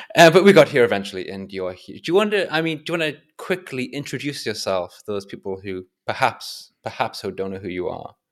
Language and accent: English; England, United Kingdom; I'm English